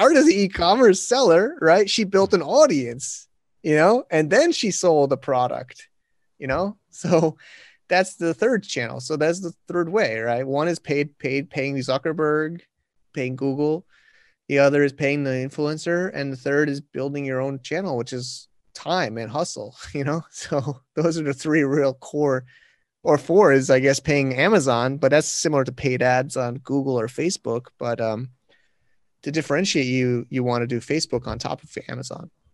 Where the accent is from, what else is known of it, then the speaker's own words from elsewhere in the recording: United States; now in China; I'm a American, but I'm in China